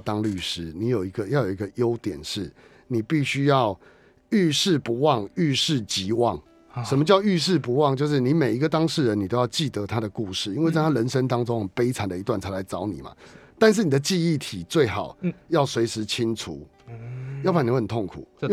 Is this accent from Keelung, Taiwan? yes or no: yes; Keelung, Taiwan; 我在十二岁那一年当时的基隆市立文化中心，我是基隆人嘛